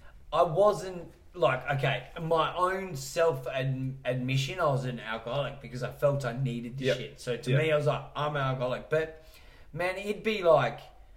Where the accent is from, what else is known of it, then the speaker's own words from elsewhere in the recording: Salisbury, South West England, United Kingdom; And finishing off with a fat washing powder because I'm from Salisbury and I can't afford the real shit.